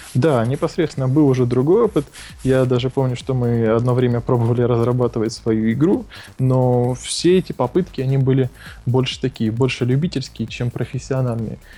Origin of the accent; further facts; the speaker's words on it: Odesa, Odesa Oblast, Ukraine; moved away as an adult; also born or lived in Kyiv, Ukraine / Moscow, Russia; now in Estonia; я из Одессы, я прожил там 20 лет, вырос там